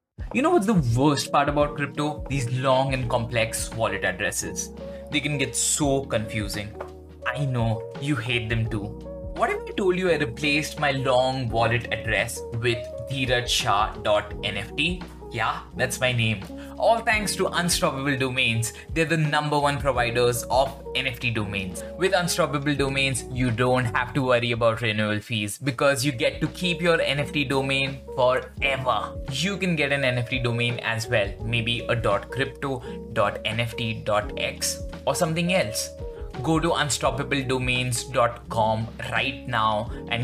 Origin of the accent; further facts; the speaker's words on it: India; I'm from India